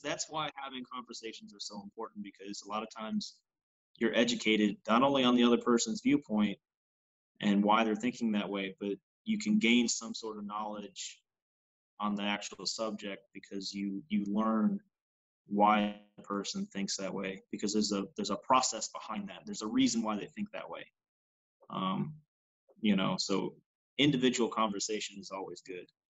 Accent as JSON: {"language": "English", "region": "New York", "country": "United States", "tie": "born or raised there", "moved": "as an adult", "lives_now": "Missouri, United States", "said": "New York's a very large state as a whole, where you know I was seven and a half hours away from the state or away from the uh, away from the city"}